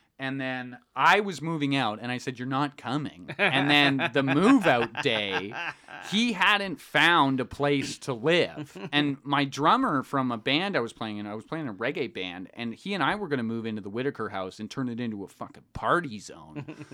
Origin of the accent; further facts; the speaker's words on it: Calgary, Alberta, Canada; because I'm from Calgary, and I maybe met like 3 black people in my life at this point.